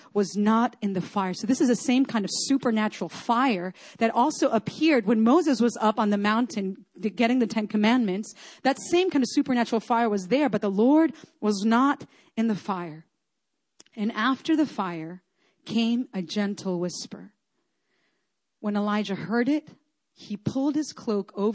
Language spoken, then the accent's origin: English; Chile; moved away; I grew up in Chile in South America. We have earthquakes there all the time